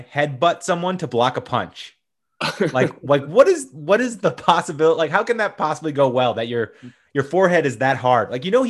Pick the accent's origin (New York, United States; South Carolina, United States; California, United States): South Carolina, United States; Columbia; He is from my hometown of Columbia, South Carolina.